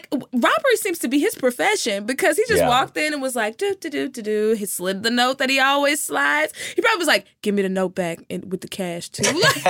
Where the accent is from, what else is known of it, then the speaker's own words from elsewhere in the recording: Dallas, Texas, United States; also born or lived in Terrell, Texas; I am from Dallas, so I know Irving. It's very close.